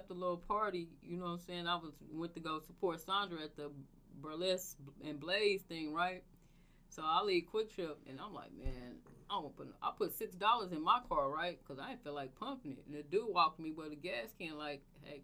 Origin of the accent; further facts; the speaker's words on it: Tulsa, Oklahoma, United States; I grew up in the hood and I'm from North Tulsa